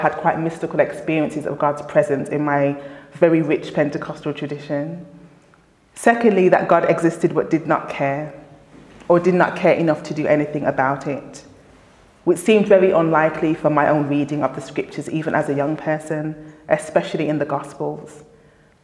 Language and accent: English; Birmingham, West Midlands, United Kingdom; I grew up in Handsworth in the inner city of Birmingham